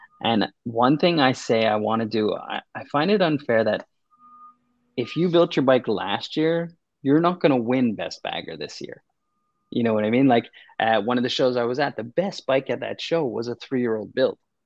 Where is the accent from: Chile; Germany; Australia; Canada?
Canada; I'm a Canadian.